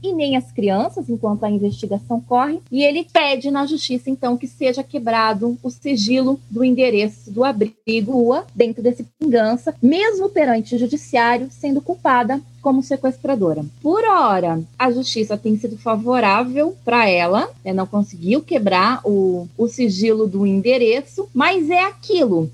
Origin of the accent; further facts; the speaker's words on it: Brazil; moved away; nós somos mulheres brasileiras no exterior